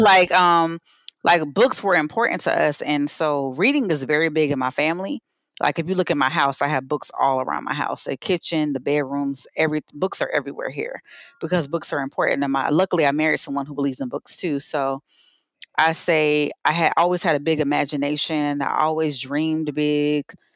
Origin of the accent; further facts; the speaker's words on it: Savannah, Georgia, United States; growing up in Savannah was just a wonderful thing